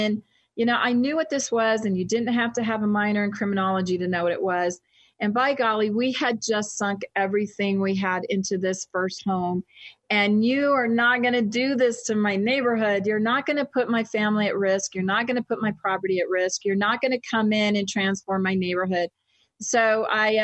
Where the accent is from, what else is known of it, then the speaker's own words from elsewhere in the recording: United States; moved away as an adult; also born or lived in Texas / Louisiana / Boston; now in Utah, United States; I spent most of my childhood between Texas and Louisiana